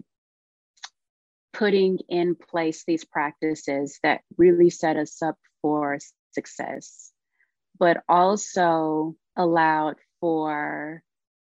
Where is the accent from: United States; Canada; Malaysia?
United States; Louisiana; also born or lived in Texas; I'm a Southern girl. I grew up down south. My family is from Louisiana. So my early childhood was between Louisiana and parts of Texas